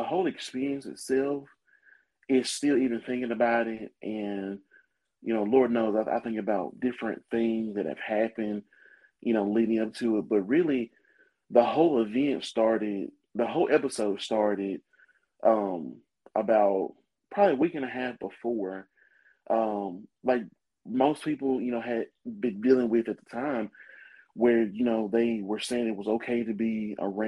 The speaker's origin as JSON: {"language": "English", "town": "Muscle Shoals", "region": "Alabama", "country": "United States", "tie": "born or raised there", "said": "Born and raised in Muscle Shoals, Alabama."}